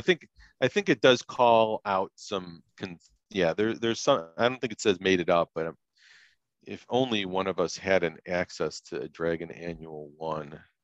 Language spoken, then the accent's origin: English; Chicago area suburbs, Illinois, United States; grew up in you know as a kid in the '70s, and uh, growing up in Chicago uh, area um, suburbs.